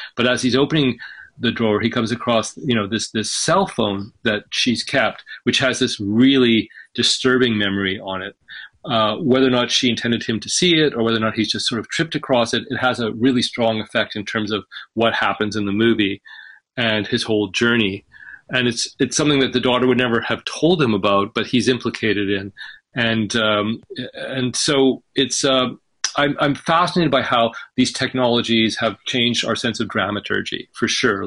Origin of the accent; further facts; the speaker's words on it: British Columbia, Canada; also born or lived in Egypt; it's also the province that I'm from. I was raised in British Columbia